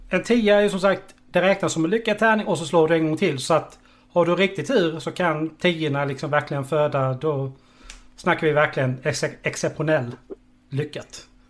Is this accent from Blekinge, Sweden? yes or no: yes; Karlshamn, Blekinge, Sweden; jag är från Karlshamn